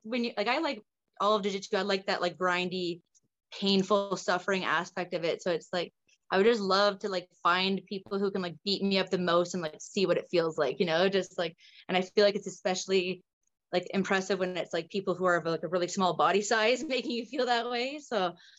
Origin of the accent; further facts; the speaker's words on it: Ontario, Canada; also born or lived in British Columbia; now in Nova Scotia, Canada; I'm originally from Ontario